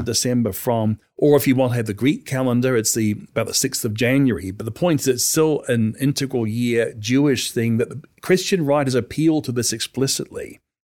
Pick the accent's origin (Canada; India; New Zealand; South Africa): New Zealand; as a kid growing up in New Zealand